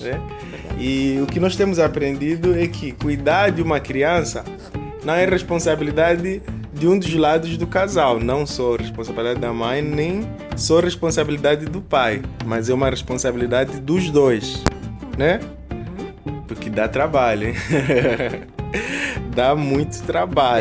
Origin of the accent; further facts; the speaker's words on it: Angola; now in Brazil; angolanos que somos, residindo no Brasil